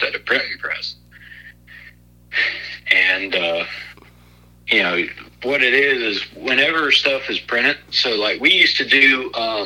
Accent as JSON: {"language": "English", "town": "Margaret", "region": "Alabama", "country": "United States", "tie": "born or raised there", "also_born_or_lived": "Birmingham, Alabama / Pinson, Alabama", "said": "I grew up in Margaret, Alabama, on a little farm."}